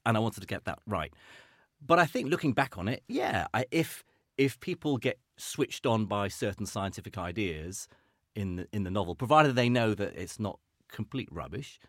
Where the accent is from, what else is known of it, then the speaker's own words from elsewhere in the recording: Iraq; moved away; I grew up in Iraq